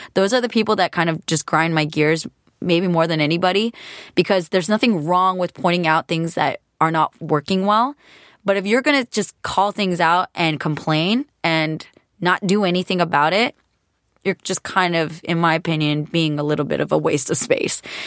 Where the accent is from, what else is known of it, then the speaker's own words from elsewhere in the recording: California, United States; being a California girl